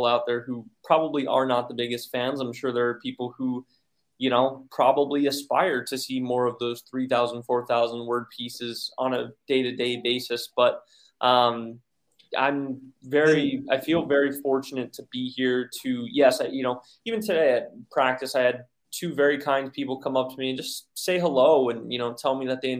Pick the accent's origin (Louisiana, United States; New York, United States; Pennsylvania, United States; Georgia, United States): Pennsylvania, United States; also born or lived in Texas / Virginia / Arizona / Oregon; now in North Carolina, United States; I was born and raised in Pennsylvania, but I've also lived in Texas, Virginia, Arizona, Oregon